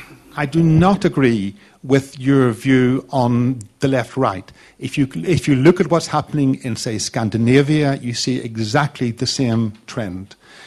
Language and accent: English; Belfast, Northern Ireland, United Kingdom; I'm from Belfast, Northern Ireland. I suppose that means UK, probably.